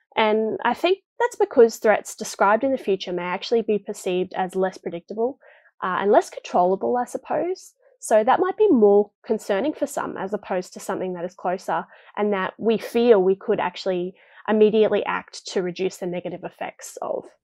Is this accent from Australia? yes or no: yes; Townsville, Queensland, Australia; I'm from Townsville myself